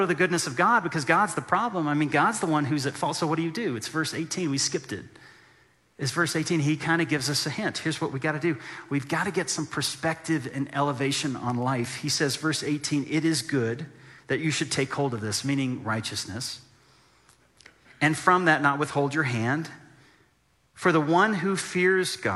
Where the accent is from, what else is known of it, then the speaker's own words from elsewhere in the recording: Texas, United States; moved away as an adult; now in Colorado, United States; we're from Texas